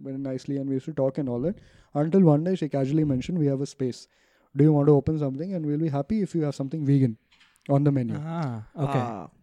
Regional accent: Ajmer, Rajasthan, India; I come from Ajmer, Rajasthan

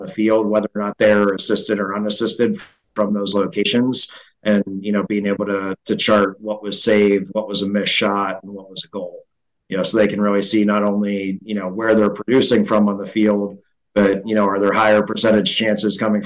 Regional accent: Midwest, United States; moved away as an adult; also born or lived in East Coast; growing up in the Midwest

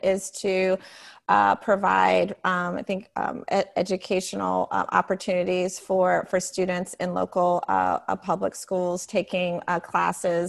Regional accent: Greensboro, North Carolina, United States; moved away; also born or lived in Raleigh, North Carolina / New York City; my experience as a student of color, as the only Black female in my class at Greensboro Day School

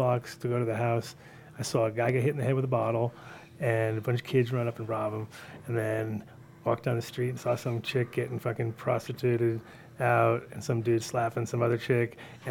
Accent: New York City, New York, United States; moved away; also born or lived in Manhattan, New York; I grew up in Sunnyside

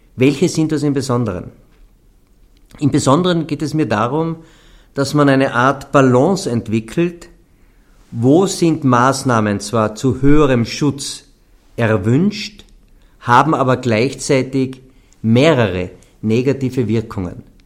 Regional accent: Carinthia, Austria; bei uns in Kärnten

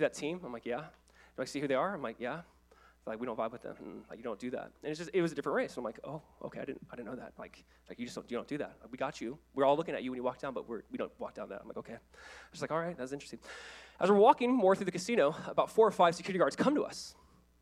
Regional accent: Orange County, California, United States; I was the kid from Orange County. You know, I played at Calvary Chapel High in Southern California

